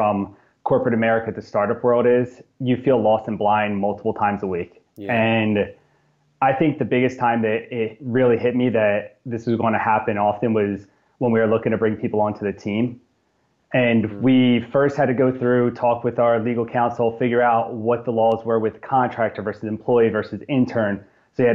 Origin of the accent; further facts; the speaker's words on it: New Jersey, United States; born and raised in South Jersey.